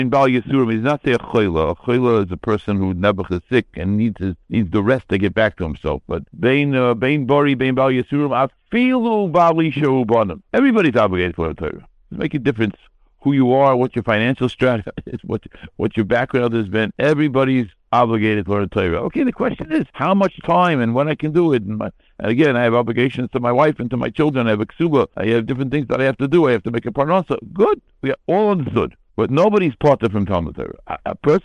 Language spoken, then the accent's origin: English; United States; I grew up in America